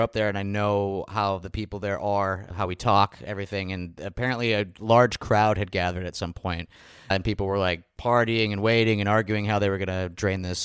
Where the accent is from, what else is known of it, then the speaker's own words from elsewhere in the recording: Scranton, Pennsylvania, United States; now in Philadelphia, United States; I grew up in Scranton, I'm a fellow Pennsylvanian, and I've been living in Philadelphia for quite some time now